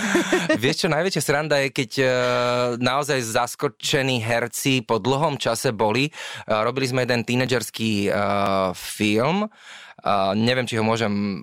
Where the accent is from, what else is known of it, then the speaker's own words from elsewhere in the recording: Slovakia; aj my ako Slováci, síce holubičí národ